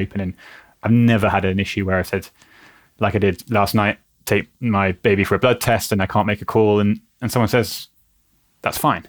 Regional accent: United Kingdom; We're naturally cautious of asking for help as British people

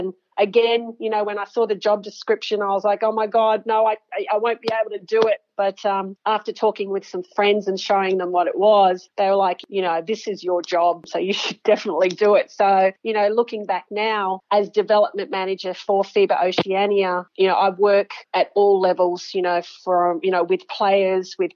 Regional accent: Sydney, New South Wales, Australia; also born or lived in Papua New Guinea; I grew up in Sydney

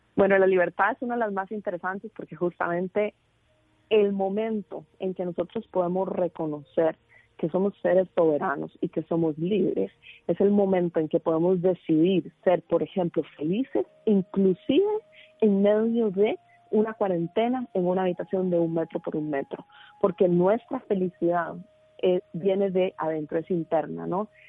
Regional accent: Costa Rica; moved away; estoy de vuelta en mi país de nacimiento en Costa Rica

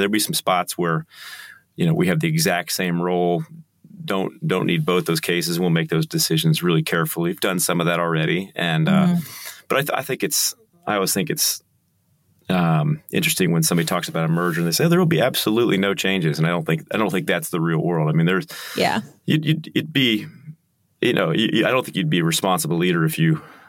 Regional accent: United States; now in Kansas City, United States; I'm very American.

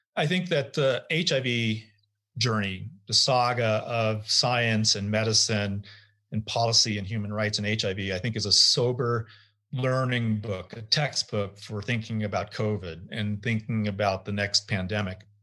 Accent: United States; as an American passport carrier

